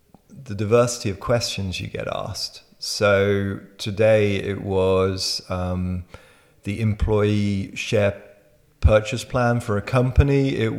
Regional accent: Netherlands; also born or lived in France / United Kingdom / Berlin, Germany / Israel; now in Switzerland; So I was born in France, raised in Holland, educated in the UK and Berlin

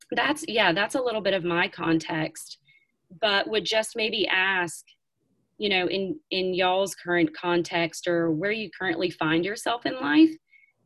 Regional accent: the South, United States; I grew up in the South

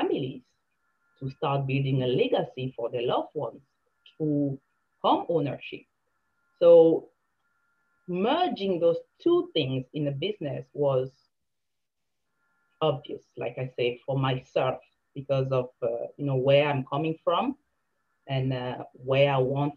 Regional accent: Cameroon; now in Canada; I came from Cameroon

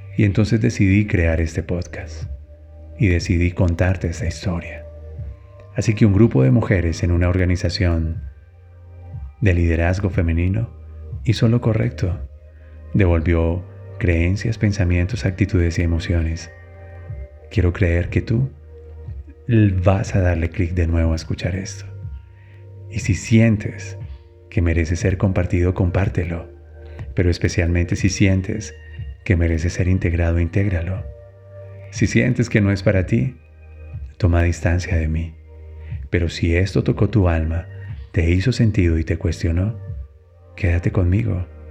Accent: Colombia; en mi país, en Colombia

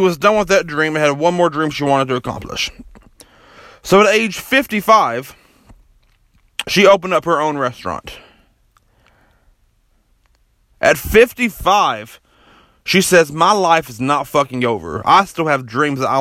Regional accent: Kentucky, United States; my hometown here in Kentucky

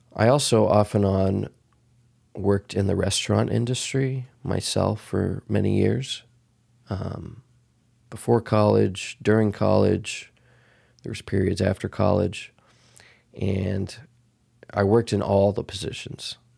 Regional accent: Dallas, Texas, United States; moved away as an adult; also born or lived in Boston / Los Angeles; I was born and raised in Texas.

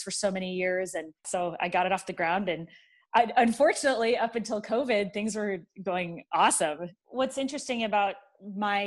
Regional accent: San Jose, California, United States; moved away as an adult; also born or lived in San Diego, California; now in Lincoln, United States; I grew up in San Jose, California

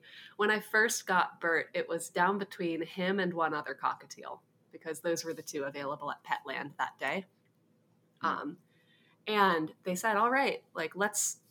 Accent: Hawaii, United States; also born or lived in Massachusetts; I grew up mostly in Hawaii. I was born in Massachusetts, but we moved to Hawaii when I was about 9 years old, and I lived there ever since

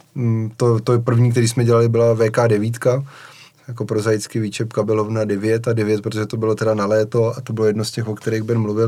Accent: Czechia; jak jsme jako Češi zvyklí

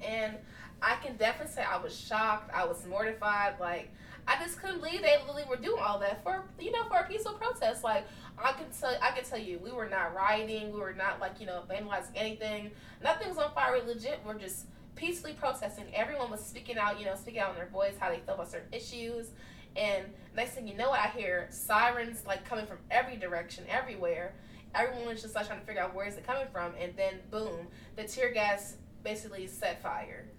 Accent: Richmond, Virginia, United States; in my hometown city

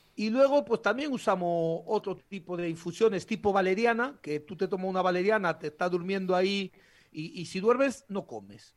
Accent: El Bierzo, Castile and León, Spain; nosotros nacemos chupando la costilla de un botillo. O sea, nos, a, un berciano digno le quitas la teta y le das un hueso de botillo

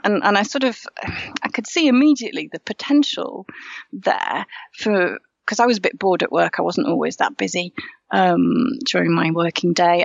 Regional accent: Yorkshire and the Humber, United Kingdom; moved away as an adult; also born or lived in Normandy, France; now in Paris, France; I'm from Yorkshire. Um, and I moved over to France about half my life ago, so after university

